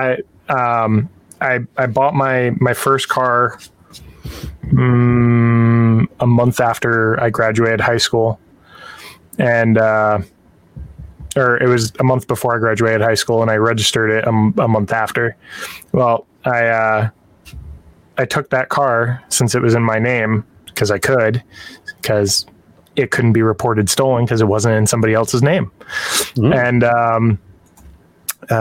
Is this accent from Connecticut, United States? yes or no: yes; Southern Connecticut, United States; I'm from Southern Connecticut